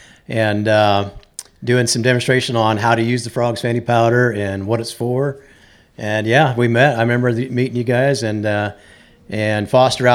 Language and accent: English; Salt Lake City, Utah, United States; moved away; also born or lived in Western North Carolina; originally, I grew up in Salt Lake City, Utah.